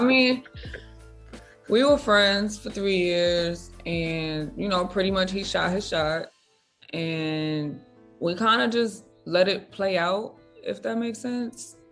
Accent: New York, United States; moved away; I'm from New York

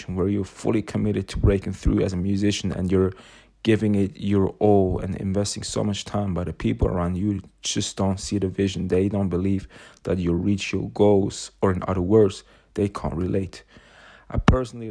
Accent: Switzerland; I am from Switzerland, but I've got a close relation to London.

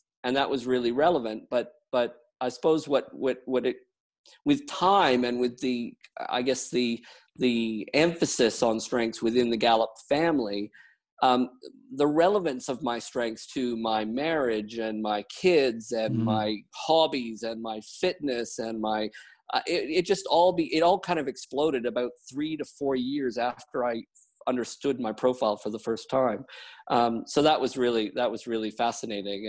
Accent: Canada; also born or lived in United Kingdom / New Zealand; now in Wellington, New Zealand; I'm Canadian by origin, and I moved to the UK

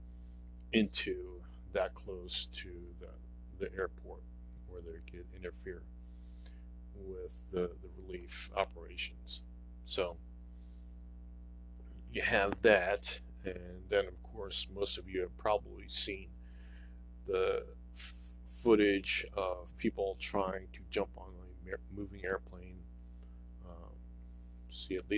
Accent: United States

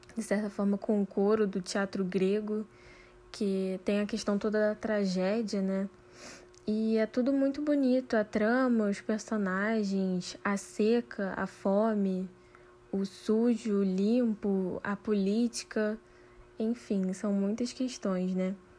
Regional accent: Rio de Janeiro, Brazil; sendo carioca

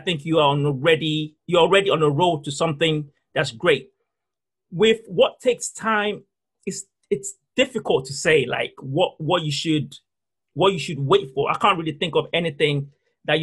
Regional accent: Nigeria; the fundamental of who I am is based on church, because I'm Nigerian. There's a certain way I think because of my culture and the way I was brought up.

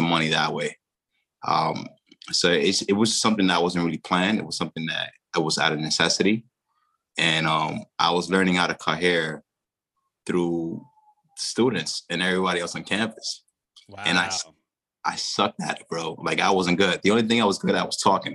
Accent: New York City, New York, United States; also born or lived in Dominican Republic / Haina, Dominican Republic; I grew up in the Bronx, first generation, you know, immigrant to this country. I was born in the DR, but I was raised predominantly in the same area where I lived in the Bronx

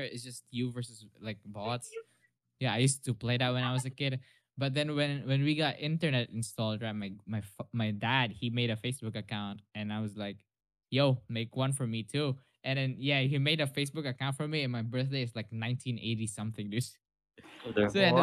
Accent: Philippines

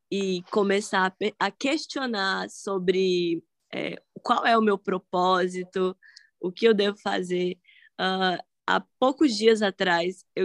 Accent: Salvador, Bahia, Brazil; Eu sou daqui do Brasil, sou de Salvador, ah, Bahia.

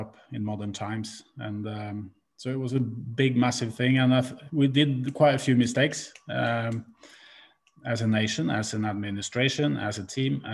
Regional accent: Norway; moved away as an adult; also born or lived in Liverpool

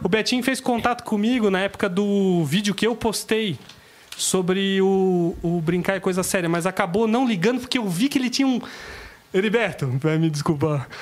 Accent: Itajaí, Santa Catarina, Brazil; eu sou de Itajaí

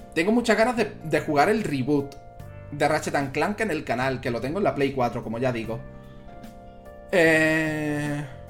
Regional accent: Spain; Yo soy de España

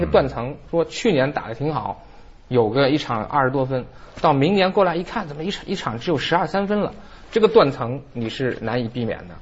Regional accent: Beijing, China; 咱们北京话叫什么范儿

